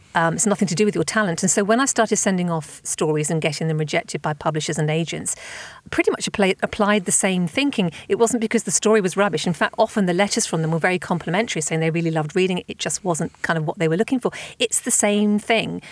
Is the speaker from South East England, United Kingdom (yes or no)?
yes; Southampton, South East England, United Kingdom; my hometown of Southampton